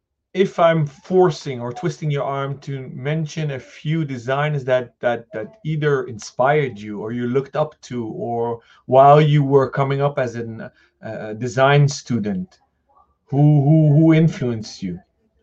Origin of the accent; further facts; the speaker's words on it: Netherlands; I'm Dutch.